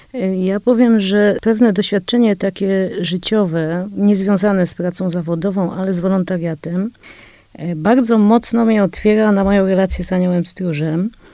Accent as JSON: {"language": "Polish", "town": "Kraków", "region": "Lesser Poland", "country": "Poland", "tie": "born or raised there", "said": "urodziłam się w Krakowie"}